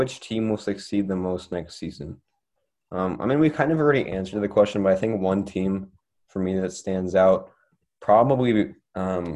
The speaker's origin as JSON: {"language": "English", "country": "Canada", "said": "I'm from Canada"}